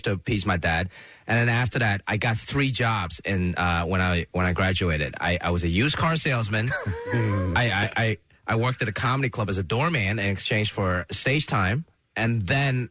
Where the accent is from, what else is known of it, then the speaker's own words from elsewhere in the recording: Hong Kong; now in United States; born in Hong Kong